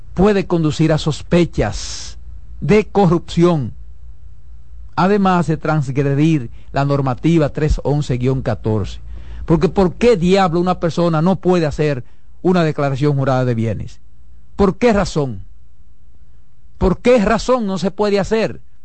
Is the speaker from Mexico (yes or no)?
no; Dominican Republic; mi país